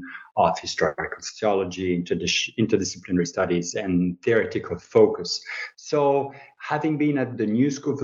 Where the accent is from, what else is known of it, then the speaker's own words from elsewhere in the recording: Switzerland; moved away as an adult; I'm a researcher from Switzerland originally